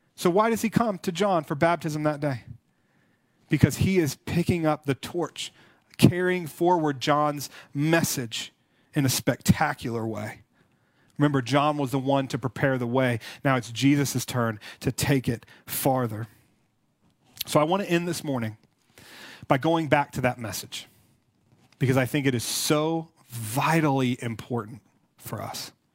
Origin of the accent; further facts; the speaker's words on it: United States; us Christians in America